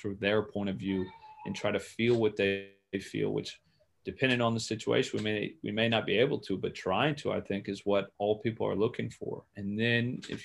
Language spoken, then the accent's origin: English; Clearwater, Florida, United States; moved away as an adult; growing up in Clearwater